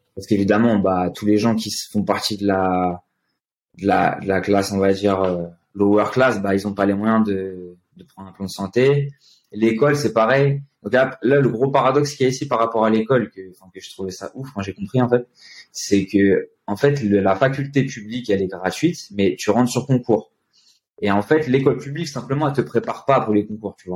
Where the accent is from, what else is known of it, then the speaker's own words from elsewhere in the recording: France; moved away as an adult; now in São Paulo, Brazil; On est des Français